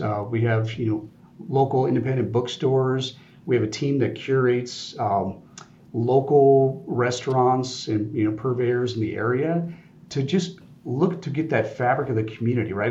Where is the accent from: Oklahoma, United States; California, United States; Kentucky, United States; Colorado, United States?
Colorado, United States; growing up in Colorado, uh, Air Force Academy right down the road